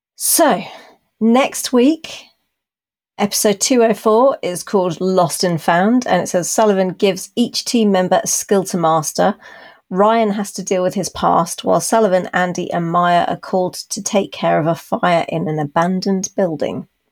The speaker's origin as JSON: {"language": "English", "country": "United Kingdom", "accent": "BBC", "said": "my BBC accent"}